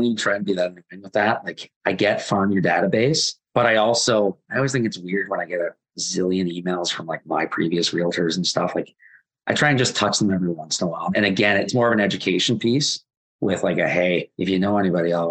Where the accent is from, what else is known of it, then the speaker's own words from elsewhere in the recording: Waterloo, Ontario, Canada; I'm from Waterloo.